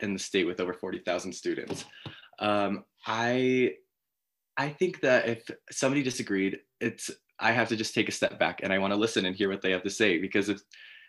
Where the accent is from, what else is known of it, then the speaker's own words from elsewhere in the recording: Layton, Utah, United States; I am from Northern Utah, Layton area